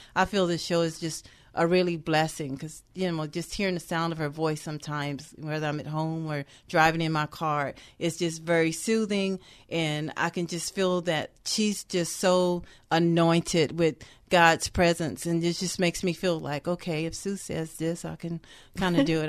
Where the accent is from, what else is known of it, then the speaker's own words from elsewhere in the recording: the South, United States; I am from the South